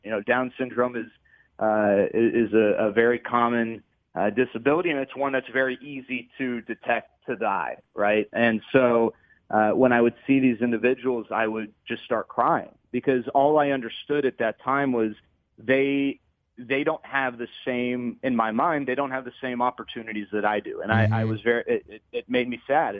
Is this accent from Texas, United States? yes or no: yes; Dallas, Texas, United States; I grew up in Dallas